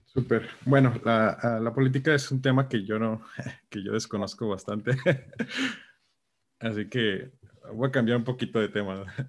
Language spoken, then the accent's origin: Spanish; Tijuana, Baja California, Mexico; somos buenos los de Tijuana